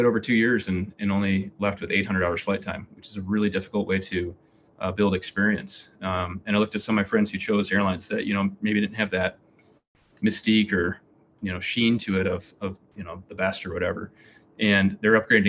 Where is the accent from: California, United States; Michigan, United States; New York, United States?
Michigan, United States; moved away as an adult; also born or lived in Grand Forks, North Dakota; I grew up in Michigan, so I went to Western Michigan